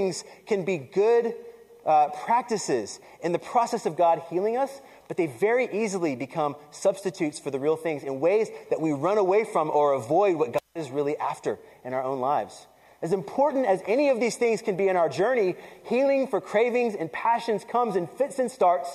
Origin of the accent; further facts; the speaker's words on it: the South, United States; I grew up in the South, right? And I grew up in a Puerto Rican family